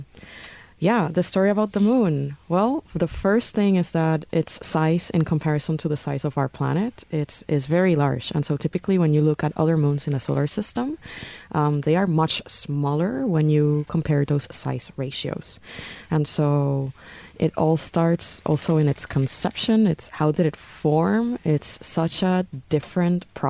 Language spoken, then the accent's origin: English; Puerto Rico; moved away; I am from Puerto Rico, very proud Boricua, born and raised